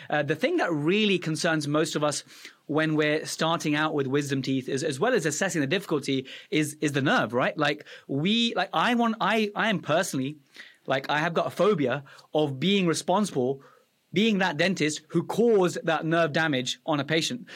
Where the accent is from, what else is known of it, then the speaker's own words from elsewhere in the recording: Afghanistan; moved away; I was born in Afghanistan